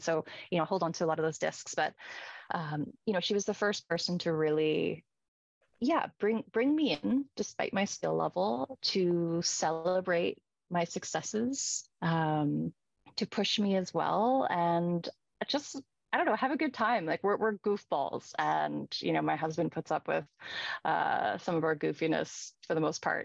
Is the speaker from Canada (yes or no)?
yes; Victoria, British Columbia, Canada; we're both from Victoria